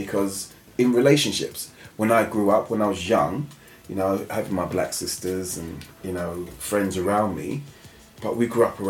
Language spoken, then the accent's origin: English; England, United Kingdom; I was born in England. I'm English.